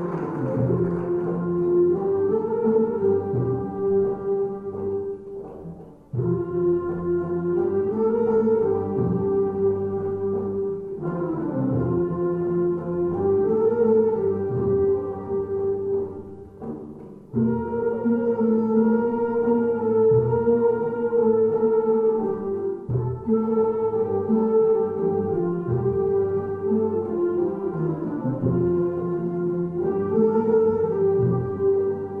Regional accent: Bloomington, Indiana, United States; moved away; growing up in Bloomington

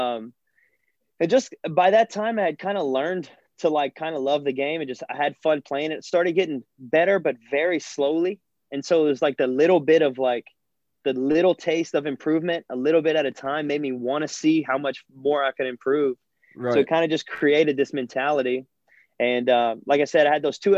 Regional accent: South Louisiana, United States; as a kid growing up in South Louisiana

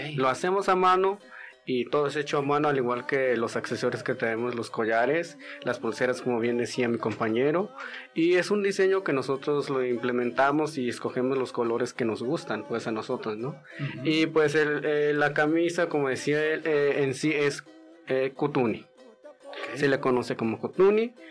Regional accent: Santa Catarina, Jalisco, Mexico; first language Wixárika; Spanish is a second language; now in Guadalajara, Mexico; Son tres comunidades diferentes y nosotros venimos de Santa Catarina

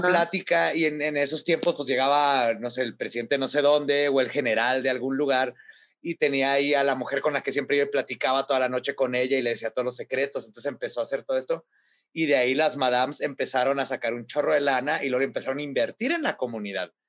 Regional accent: Mexico; somos mexicanos. Como mexicanos

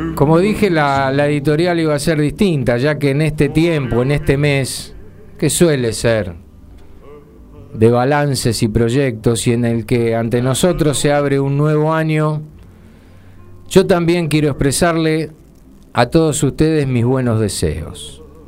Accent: Argentina; nosotros los argentinos

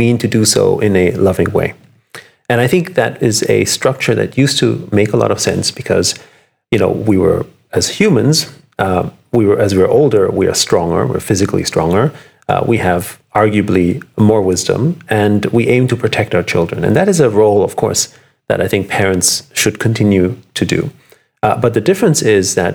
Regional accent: Vienna, Austria; moved away; I'm from, I grew up in Vienna. I was born in Vienna to musical parents

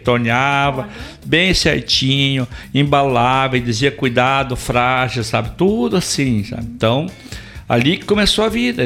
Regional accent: Videira, Santa Catarina, Brazil; also born or lived in Curitiba; now in Caçador, Brazil; eu sou natural de Videira, Santa Catarina. Videira

